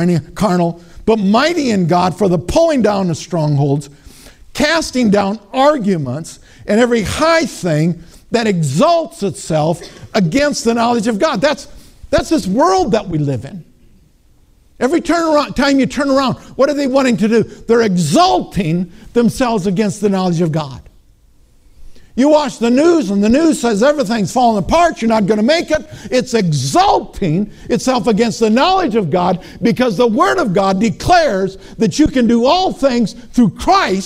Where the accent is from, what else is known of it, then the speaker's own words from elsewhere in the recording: Minnesota, United States; I'm from Minnesota.